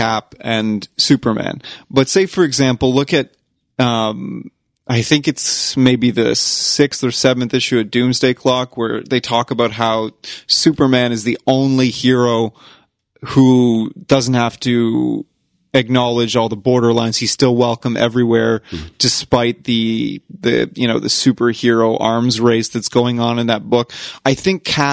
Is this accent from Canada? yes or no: yes; Canada; we're from Canada.